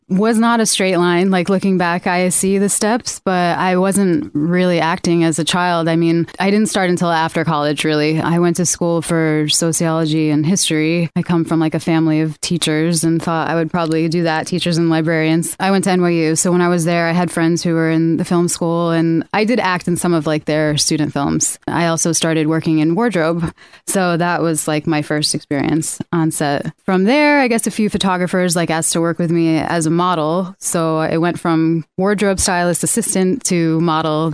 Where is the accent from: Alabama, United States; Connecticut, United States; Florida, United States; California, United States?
Connecticut, United States; moved away; I'm also from Connecticut